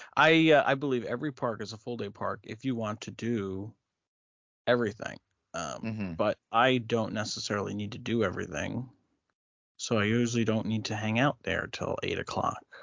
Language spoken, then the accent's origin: English; New Jersey, United States; growing up in New Jersey